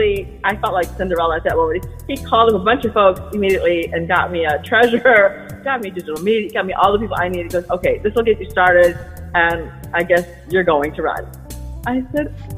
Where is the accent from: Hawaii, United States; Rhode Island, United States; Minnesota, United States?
Hawaii, United States; Maui; also born or lived in Brooklyn; now in New York City, United States; I'm originally from Maui, Hawaii. I moved to New York almost 30 years ago